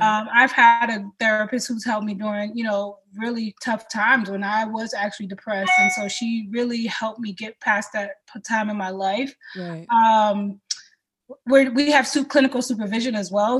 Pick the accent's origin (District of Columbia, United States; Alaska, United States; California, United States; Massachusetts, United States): Massachusetts, United States; Boston; I am the daughter of a Cameroonian man and a Haitian woman, uh, born and raised in Boston